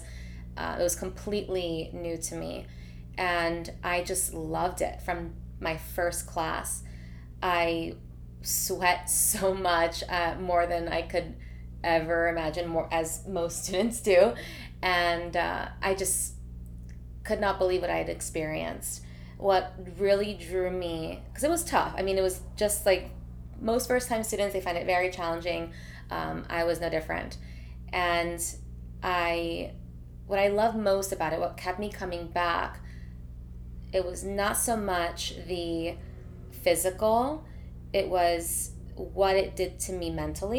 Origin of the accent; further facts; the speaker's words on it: Sunny Isles Beach, Florida, United States; I was born here in Miami, Florida, a little bit more north from South Beach, about 30 minutes, 20 minutes, depending on traffic. It's called Sunny Isles Beach. So I grew up in like Sunny Isles, Aventura area